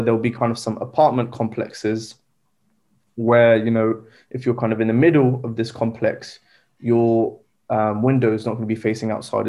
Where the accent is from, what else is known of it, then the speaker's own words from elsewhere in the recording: Southampton, South East England, United Kingdom; also born or lived in Egypt / London; I was born and raised in the UK, um, in Southampton.